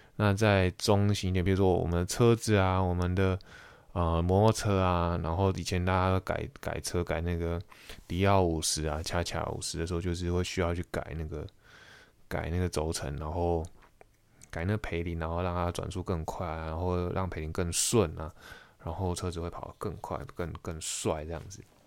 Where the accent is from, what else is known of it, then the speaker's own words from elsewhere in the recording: Taiwan; moved away as an adult; 我是台湾人